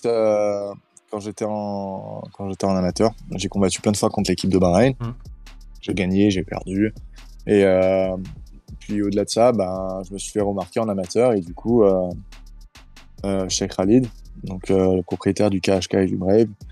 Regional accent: Nice, Provence-Alpes-Côte d'Azur, France; je suis né à Nice, euh, j'ai grandi à Nice et euh, je vis à Nice.

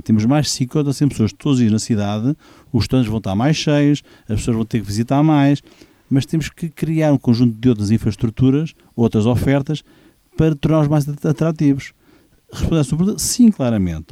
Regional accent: Portugal; moved away; also born or lived in Poland; querer ter um espaço na minha terra

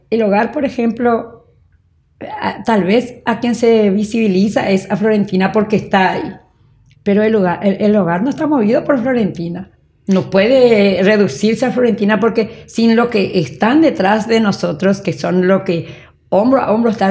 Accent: San Juan Bautista, Misiones, Paraguay; moved away; also born or lived in Asunción; Nací en San Juan Bautista, Misiones.

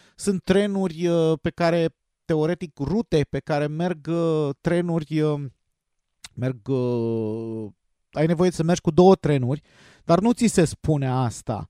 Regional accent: Romania; noi ca români

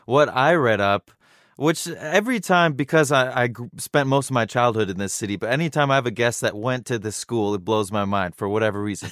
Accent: Irvine, California, United States; growing up in Irvine

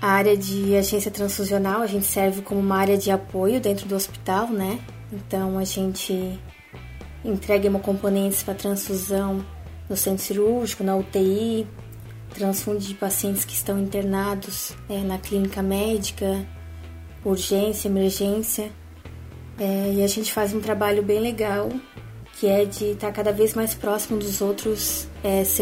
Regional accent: Blumenau, Santa Catarina, Brazil; now in Balneário Camboriú, Brazil; Então, eu sou de Blumenau, Santa Catarina. Eu me formei lá mesmo, numa faculdade particular, a FAMEBLU, e atualmente eu moro em Balneário Camboriú e trabalho aqui mesmo.

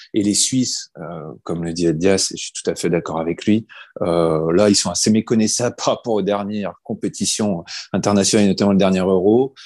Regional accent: France; en tant que Français

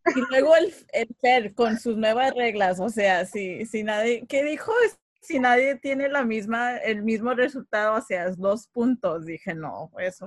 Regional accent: Los Angeles, California, United States; yo nací en Estados Unidos, eh, nací en Los Ángeles

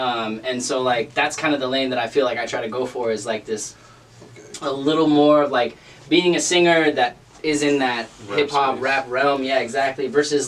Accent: Oregon, United States; also born or lived in Southern California; I grew up in kind of all over, actually. I was born in Southern California, moved out to Oregon.

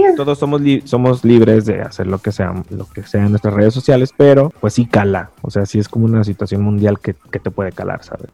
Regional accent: Guadalajara, Jalisco, Mexico; he ido creciendo acá en Guadalajara con los charros

